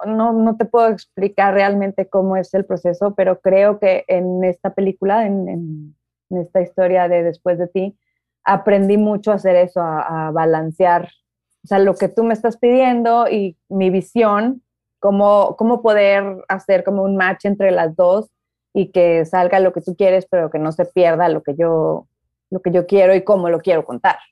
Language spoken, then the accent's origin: Spanish; Nuevo León, Mexico; moved away as an adult; also born or lived in Mexico City; Ale y yo, que somos de aquí de Nuevo León